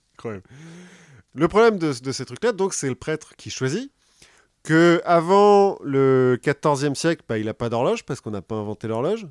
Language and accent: French; France; comme on est français